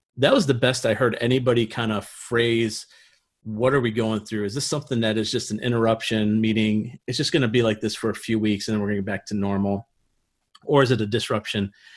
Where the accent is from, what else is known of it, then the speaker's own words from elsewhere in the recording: Niagara Falls, New York, United States; moved away as an adult; also born or lived in Pennsylvania / Ohio; I'm actually from Niagara Falls, New York